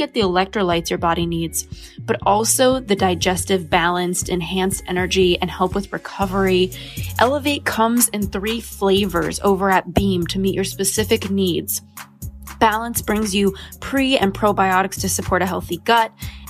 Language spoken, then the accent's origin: English; Los Angeles, California, United States; And for me, kind of growing up in Los Angeles and influencer land with so many people who are focused on wellness